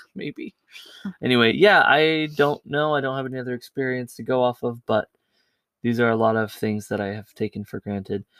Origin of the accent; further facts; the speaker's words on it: California, United States; I grew up in California